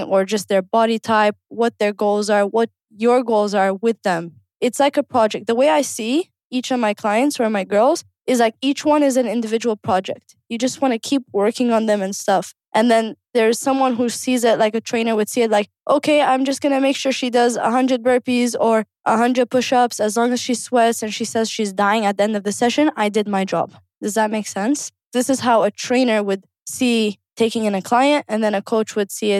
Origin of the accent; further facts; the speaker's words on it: Kuwait; One of the reasons I wanted to be a coach is because I grew up in Kuwait